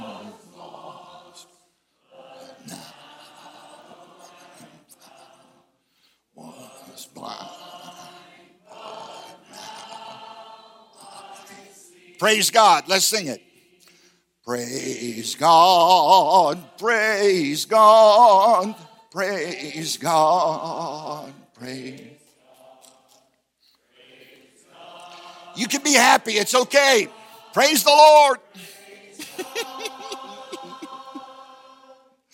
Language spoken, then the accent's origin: English; Virginia, United States; I come from Virginia, and they like bluegrass